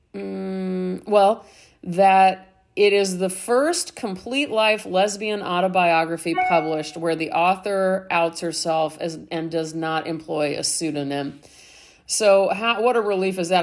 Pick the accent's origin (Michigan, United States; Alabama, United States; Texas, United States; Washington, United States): Texas, United States; a Texan university student